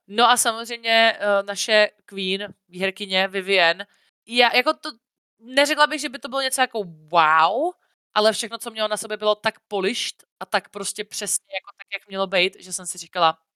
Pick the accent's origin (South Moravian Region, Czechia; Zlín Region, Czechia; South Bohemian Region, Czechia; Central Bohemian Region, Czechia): South Moravian Region, Czechia; near Brno; also born or lived in Vysočina; jsem vyrůstala většinu času jako u Brna